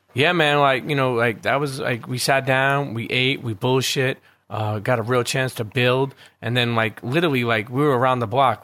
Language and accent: English; New York City, New York, United States; also born or lived in Bensonhurst, Brooklyn; growing up in Coney Island and then moving to Bensonhurst